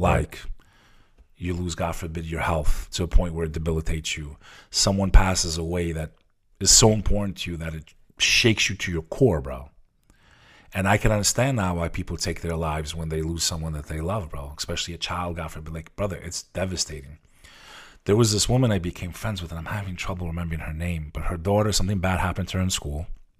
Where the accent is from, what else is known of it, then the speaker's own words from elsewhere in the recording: New Jersey, United States; Like, my town where I grew up, I grew up on the Hudson River facing Manhattan.